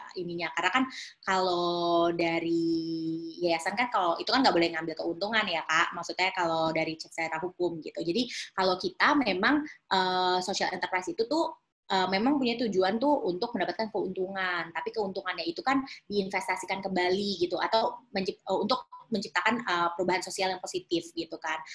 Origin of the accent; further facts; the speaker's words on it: Depok, West Java, Indonesia; also born or lived in Jakarta; aku lahir sih di Jakarta kak, tapi memang kalau rumah um, di Depok Jawa Barat